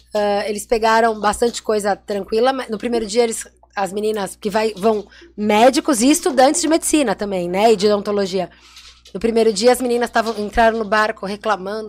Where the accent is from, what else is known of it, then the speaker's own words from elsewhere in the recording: Santos, São Paulo, Brazil; Nós nascemos como empreendedoras 013, porque nós somos de Santos